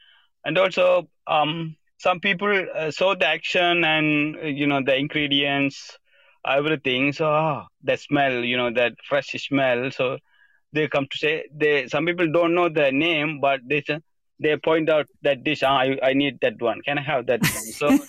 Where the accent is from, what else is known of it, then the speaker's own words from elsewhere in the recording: Sri Lanka; English is a second language; moved away; I grew up in Sri Lanka, a very small village, and until I left country, it's had a civil war. So I grew up the civil war situation, a country place.